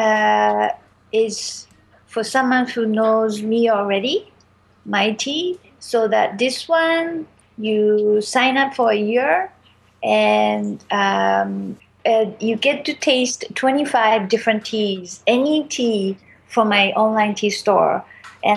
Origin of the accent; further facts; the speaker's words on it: Japan; moved away as an adult; also born or lived in China / San Francisco / New York; now in Montreal, Canada; I grew up in Japan